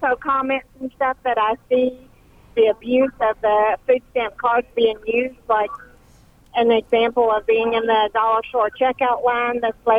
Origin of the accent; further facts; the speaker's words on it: Florida, United States; I'm not in Florida, but that's my home state.